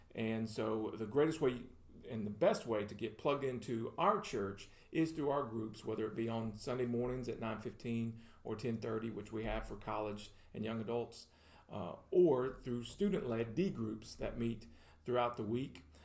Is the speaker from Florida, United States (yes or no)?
no; Murfreesboro, Tennessee, United States; also born or lived in Louisiana; I was born in Louisiana, but I grew up here in Murfreesboro, consider this home uh, since the late 80s